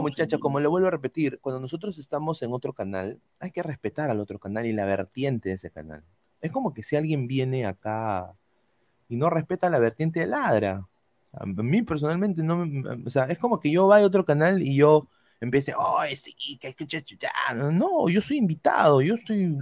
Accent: Peru; now in United States; como buenos peruanos nosotros

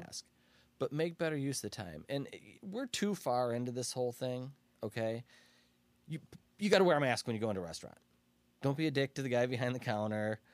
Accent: Aurora, Illinois, United States; I grew up in Pigeonhole

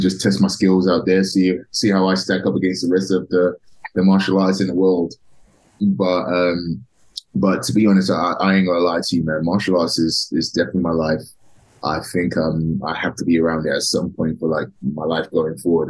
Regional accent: London, United Kingdom; now in United States; I'm actually originally from um, from London, England, uh, okay. a small town in the north of London called Tottenham.

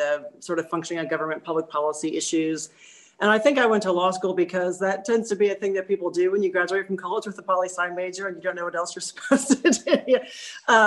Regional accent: Pella, Iowa, United States; moved away as an adult; also born or lived in Michigan / Northeast United States; now in Bentonville, United States; I was born in Michigan, actually, but grew up in Pella, Iowa

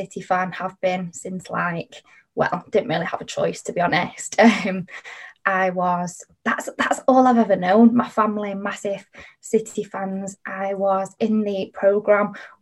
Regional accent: Manchester, North West England, United Kingdom; I am from Manchester. I've always lived here, grown up here.

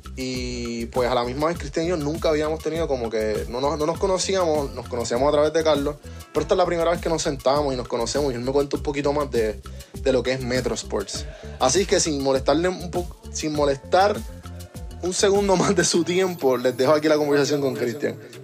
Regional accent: Puerto Rico; now in Atlanta, United States; Aquí, que yo vivo en Atlanta, fuera de Puerto Rico, siendo boricua

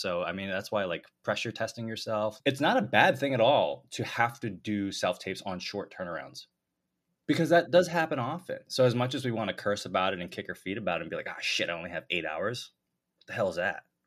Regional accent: United States; growing up in the States

